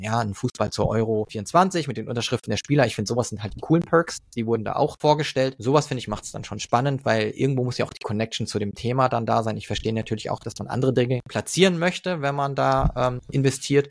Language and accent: German; Frankfurt, Hesse, Germany; moved away; ich bin Frankfurter eigentlich ursprünglich